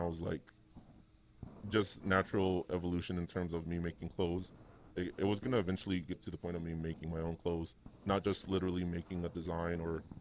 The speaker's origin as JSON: {"language": "English", "town": "Fresno", "region": "California", "country": "United States", "moved": "as an adult", "lives_now": "Las Vegas, United States", "said": "I'm from Fresno. I've been out here for, I think, coming up 4 years"}